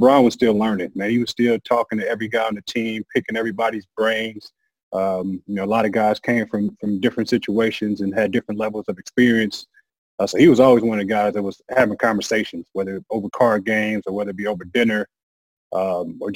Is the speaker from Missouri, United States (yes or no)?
yes; St. Louis, Missouri, United States; I'm from St. Louis